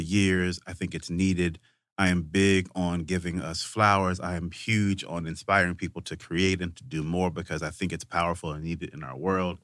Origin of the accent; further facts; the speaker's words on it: Vicksburg, Mississippi, United States; I grew up in Vicksburg, Mississippi